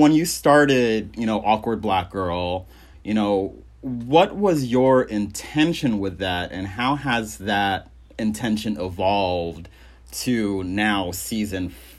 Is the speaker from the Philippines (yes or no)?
yes; Philippines; since I'm Filipino.